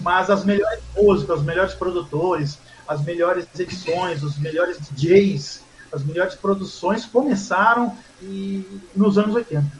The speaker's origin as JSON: {"language": "Portuguese", "town": "Mogi das Cruzes", "region": "São Paulo", "country": "Brazil", "tie": "born or raised there", "said": "eu sou de Mogi, sou nascido e criado em Mogi."}